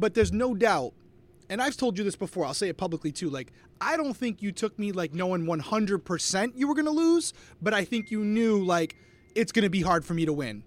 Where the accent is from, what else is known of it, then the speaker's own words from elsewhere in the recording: Rhode Island, United States; I am from Rhode Island, close to Fenway Park.